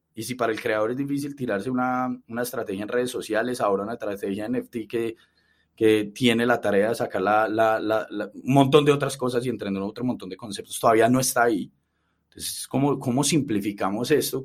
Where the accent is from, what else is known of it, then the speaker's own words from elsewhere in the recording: Medellín, Antioquia, Colombia; que nacimos en, en Colombia